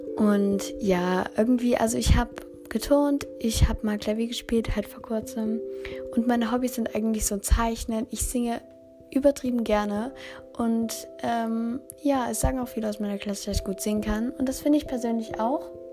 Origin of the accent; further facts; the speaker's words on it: Germany; ich komme aus Deutschland